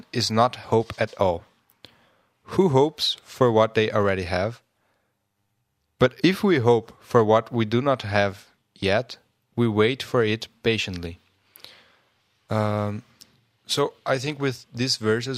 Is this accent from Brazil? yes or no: yes; Brazil; I'm from Brazil, and in Portuguese